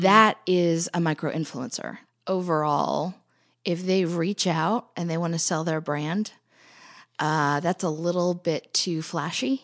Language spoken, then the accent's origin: English; United States; I'm an American